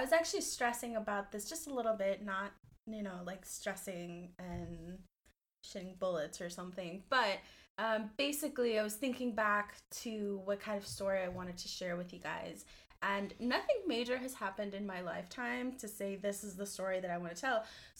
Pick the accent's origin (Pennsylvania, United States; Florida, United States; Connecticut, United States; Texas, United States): Texas, United States; Houston; my hometown, which is Houston, Texas.